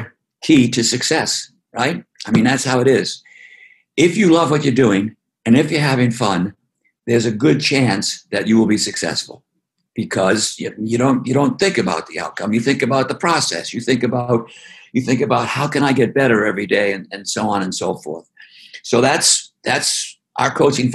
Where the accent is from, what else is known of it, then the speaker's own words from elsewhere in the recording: Boston, Massachusetts, United States; I'm from Boston